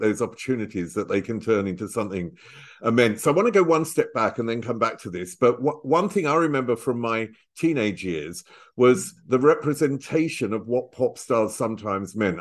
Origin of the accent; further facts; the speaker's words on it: Chelmsford, East of England, United Kingdom; I was brought up in Chelmsford, which is, you know, northeast of London